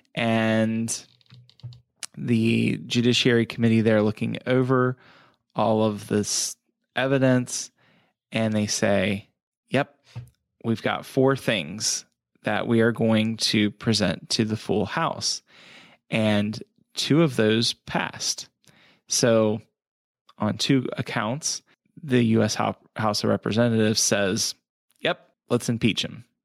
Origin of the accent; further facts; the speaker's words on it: United States; we as the American people